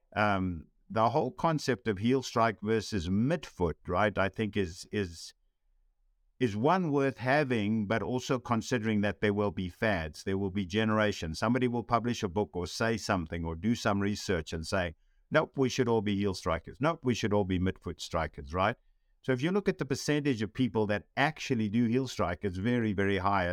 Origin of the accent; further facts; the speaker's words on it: South Africa; growing up in South Africa